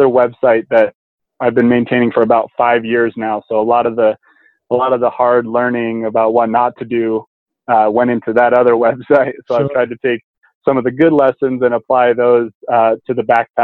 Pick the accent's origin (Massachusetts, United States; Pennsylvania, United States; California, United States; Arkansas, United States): California, United States; Truckee; also born or lived in San Diego, California; I'm from the mountains in Truckee, California. So I grew up backpacking in the Sierra Nevadas